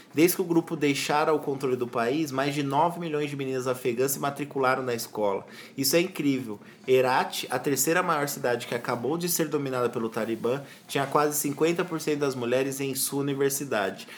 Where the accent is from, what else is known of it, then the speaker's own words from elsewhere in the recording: Brazil; A gente é brasileiro